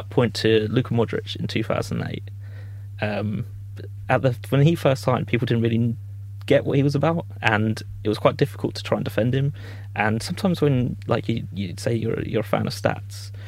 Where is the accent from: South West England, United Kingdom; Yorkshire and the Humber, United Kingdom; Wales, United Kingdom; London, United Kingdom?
London, United Kingdom; Croydon; I'm from Croydon, so it's like more of like a Crystal Palace area.